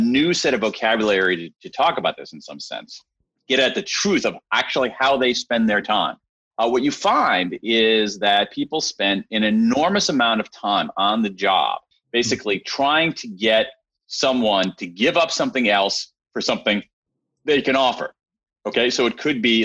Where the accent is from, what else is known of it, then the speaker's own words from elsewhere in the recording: Central Ohio, United States; I grew up in Central Ohio